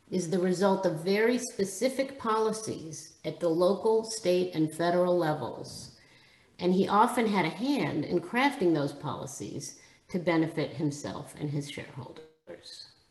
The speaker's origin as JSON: {"language": "English", "country": "Israel", "tie": "born or raised there", "moved": "yes", "said": "Having been born and raised in Israel"}